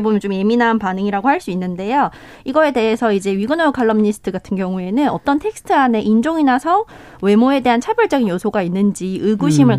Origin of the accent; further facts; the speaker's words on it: Gyeongsang, South Korea; 저 같은 경우는 경상도에서 나고 자랐고